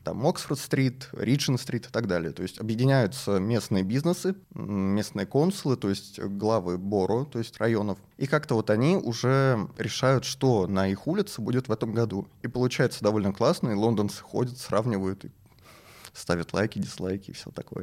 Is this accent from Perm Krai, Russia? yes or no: no; Moscow, Russia; мы все, все москвичи